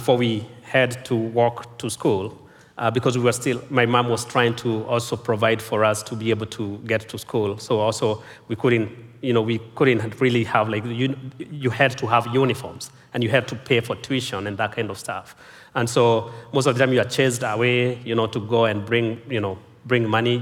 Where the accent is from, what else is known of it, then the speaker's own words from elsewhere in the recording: Kenya; I was born and raised in Kenya.